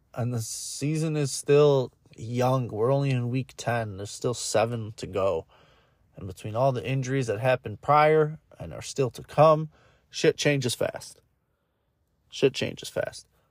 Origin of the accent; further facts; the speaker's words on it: Michigan, United States; I'm from Michigan